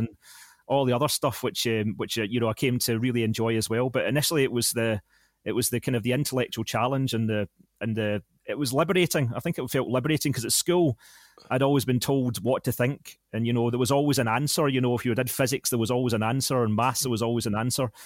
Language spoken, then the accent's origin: English; Larkhall, Scotland, United Kingdom; I worked at a, um, bingo hall in Lark Hall, my hometown